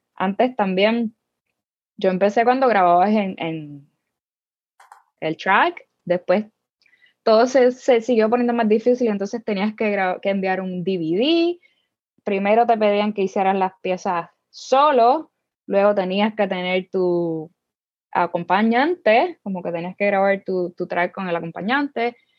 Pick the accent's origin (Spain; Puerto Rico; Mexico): Puerto Rico; Humacao; moved away as an adult; also born or lived in Las Piedras, Puerto Rico; Yo soy del pueblo de Macao.